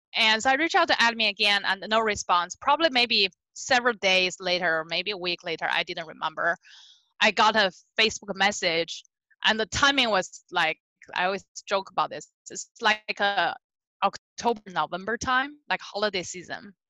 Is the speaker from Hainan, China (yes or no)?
no; Beijing, China; English is a second language; moved away as an adult; also born or lived in California; now in United States; I was born and raised in Beijing, China